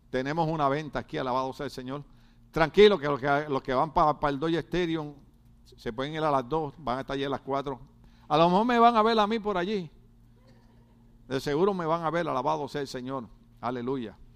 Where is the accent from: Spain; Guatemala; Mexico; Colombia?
Guatemala; moved away; Y desde que yo vine de Guatemala, todas las noticias que yo veo aparecen dos muertos todos los días en Escuincla.